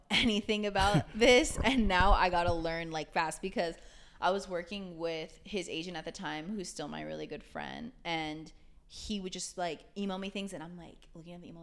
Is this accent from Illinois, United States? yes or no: no; Chula Vista, California, United States; also born or lived in Japan / Fullerton; I lived in San Diego until I was like 17